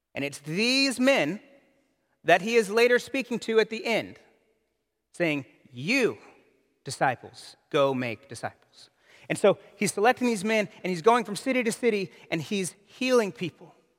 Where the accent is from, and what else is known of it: United States